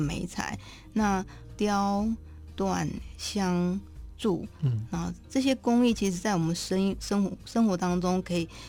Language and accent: Chinese; Daxi, Taoyuan, Taiwan; 我老家在大溪